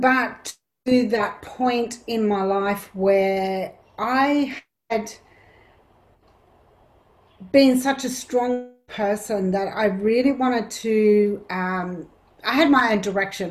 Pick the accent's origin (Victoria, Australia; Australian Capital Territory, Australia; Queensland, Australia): Australian Capital Territory, Australia; Canberra; I grew up in Canberra